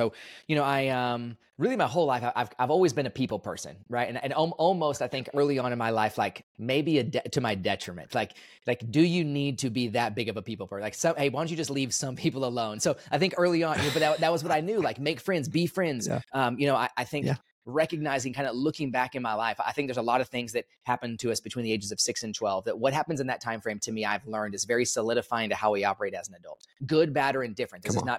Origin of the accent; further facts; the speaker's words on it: Dallas, Texas, United States; also born or lived in Kansas; So I was born in Kansas, but I only lived there for about a week or so. So I don't really claim Kansas. I came to Texas after that, and I've been in Texas my whole life. So Dallas area mostly